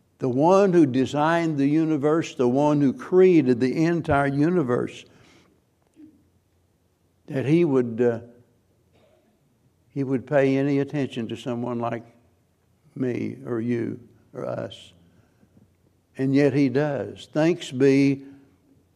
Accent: the Ozarks, Missouri, United States; I'm a hillbilly from the Ozarks, and it's Missouri, not Missouri

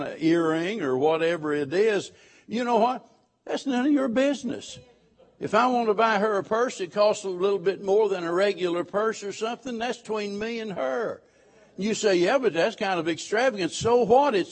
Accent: Missouri, United States; moved away; I come from Missouri, and I butcher the King's English

